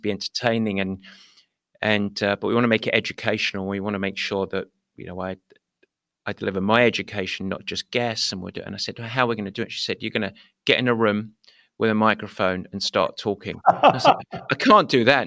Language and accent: English; United Kingdom; moved away; I was from Britain